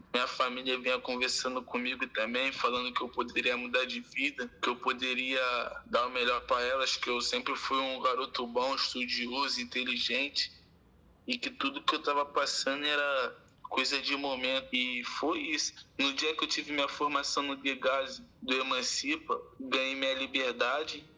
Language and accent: Portuguese; Rio de Janeiro, Brazil; also born or lived in Santa Cruz, Rio de Janeiro; eu fui morar com a minha avó e com meu pai na região central do Rio, perto da cidade, Maracanã, assim, na Praça da Bandeira. E lá eu fui crescendo